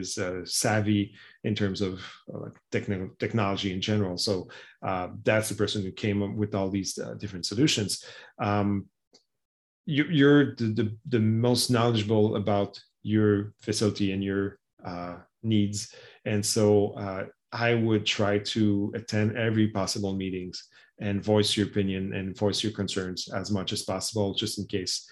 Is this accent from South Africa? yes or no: no; Canada; as a Canadian